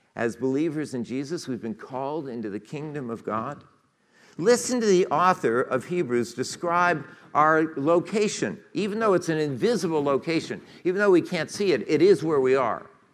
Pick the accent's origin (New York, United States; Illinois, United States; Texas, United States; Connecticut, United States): Connecticut, United States; Westport; We left Westport, which was my hometown, and headed east